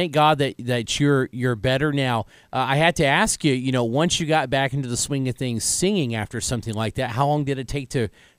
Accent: Evansville, Indiana, United States; also born or lived in Washington, Indiana; I grew up there till I was about 8, and then we moved to Evansville, Indiana.

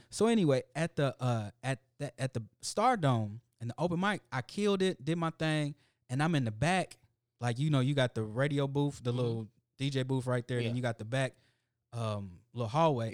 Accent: Indianapolis, Indiana, United States; I come from Irvington, Indianapolis. That used to be the headquarters of the Ku Klux Klan.

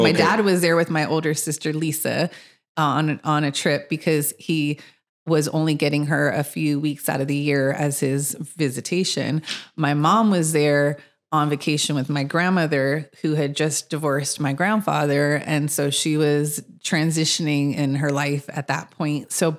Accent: Los Angeles, California, United States; I grew up in Mid City in Los Angeles.

